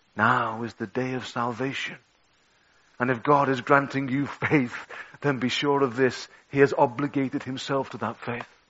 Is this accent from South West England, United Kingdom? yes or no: no; Liverpool, North West England, United Kingdom; I'm a Scouser